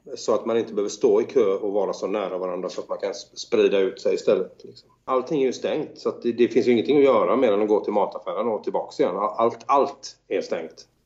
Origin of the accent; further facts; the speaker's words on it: Sweden; now in Italy; som svensk musiker